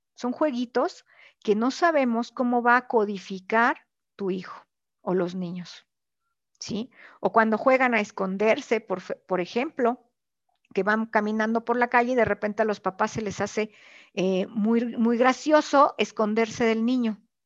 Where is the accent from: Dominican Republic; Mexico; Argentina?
Mexico; esta crianza que nosotros hemos tenido como mexicanos